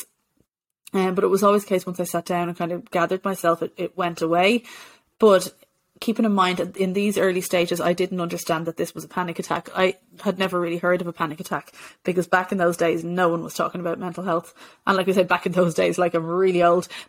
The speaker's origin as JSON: {"language": "English", "town": "Bray", "region": "County Wicklow", "country": "Ireland", "said": "I was living at home with my parents in Bray"}